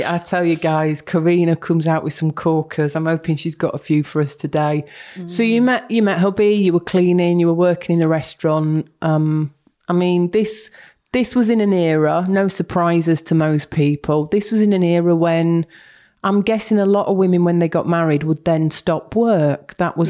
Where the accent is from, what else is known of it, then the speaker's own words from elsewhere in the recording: Yorkshire and the Humber, United Kingdom; moved away as an adult; also born or lived in Berkshire; I spent 20-odd years down in Berkshire. I am a Yorkshire girl, but went down for work and came back in 2010.